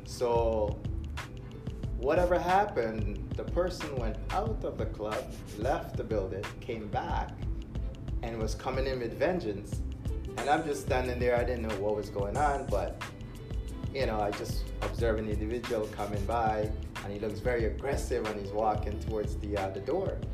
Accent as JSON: {"language": "English", "country": "Guyana", "tie": "born or raised there", "moved": "yes", "said": "back in my country, I'll, I'll give you a little deeper uh, emphasis there. Like uh, I was born in Guyana"}